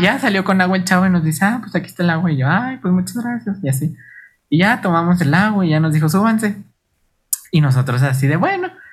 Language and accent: Spanish; Chihuahua, Mexico; venimos de Chihuahua.